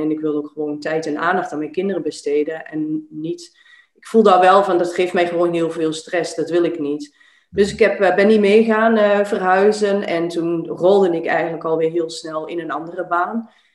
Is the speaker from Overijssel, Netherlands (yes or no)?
yes; Enschede, Overijssel, Netherlands; moved away as an adult; also born or lived in Arnhem / Zierikzee; now in Belgium; ik ben eh, opgegroeid, eh, geboren, opgegroeid in Twente, in, in de stad Enschede